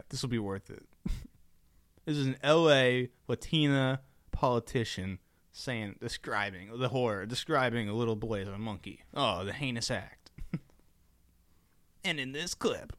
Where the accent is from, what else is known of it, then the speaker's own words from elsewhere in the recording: United States; I'm American